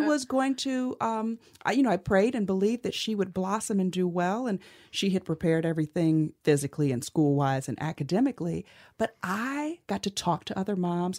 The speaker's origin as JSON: {"language": "English", "town": "Cleveland", "region": "Ohio", "country": "United States", "tie": "born or raised there", "said": "I grew up in Cleveland, Ohio"}